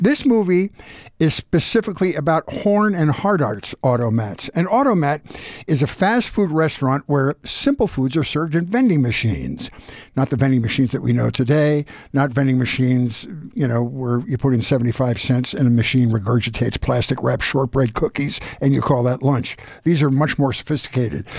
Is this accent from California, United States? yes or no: no; Philadelphia, Pennsylvania, United States; I was born and raised in Philadelphia